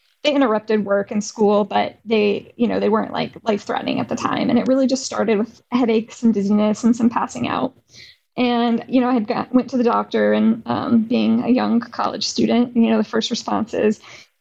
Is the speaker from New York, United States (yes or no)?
no; Arizona, United States; growing up in Arizona